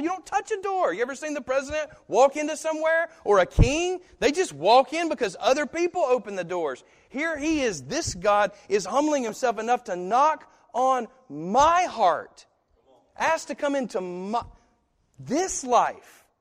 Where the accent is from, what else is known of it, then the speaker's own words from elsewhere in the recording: United States; I'm American